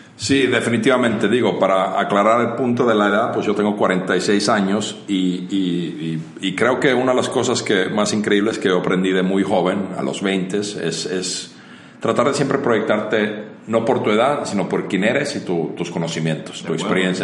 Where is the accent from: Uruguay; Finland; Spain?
Finland; moved away as an adult; now in Mexico; soy originario de Finlandia, llevo en México más de 20 años